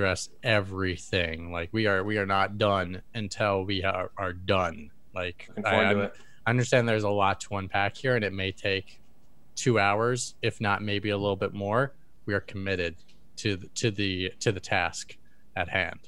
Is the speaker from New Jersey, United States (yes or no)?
no; Wisconsin, United States; We're both from Wisconsin